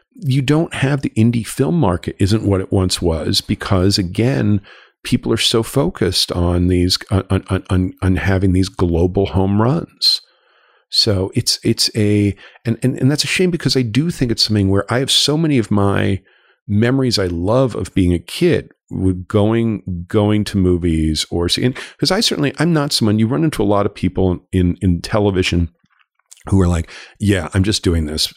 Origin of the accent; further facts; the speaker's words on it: Los Angeles, California, United States; moved away as an adult; I grew up in Los Angeles. I'm, I'm a, I'm a, I'm a native but a prodigal son who moved back here